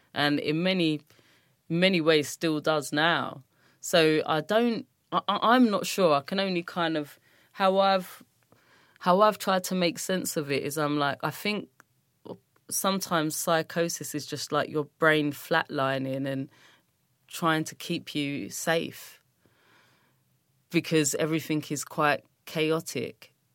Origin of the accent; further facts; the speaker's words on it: London, United Kingdom; I grew up in Brixton and grew up in Streatham, South London